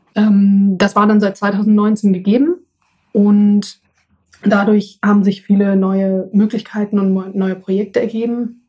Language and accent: German; Essen, North Rhine-Westphalia, Germany; uns früher im Garten in Essen, wo ich herkomme